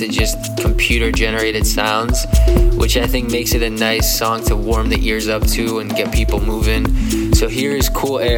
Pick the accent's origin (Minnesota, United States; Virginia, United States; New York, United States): New York, United States; New York City; as a New Yorker